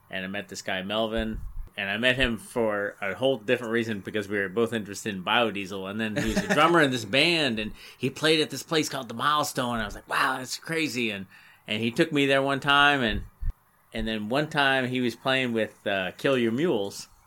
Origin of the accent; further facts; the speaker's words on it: Florida, United States; also born or lived in Northern Virginia; now in Charlotte, United States; I came from Florida and I lived in, in Northern Virginia, but I always played by myself at home.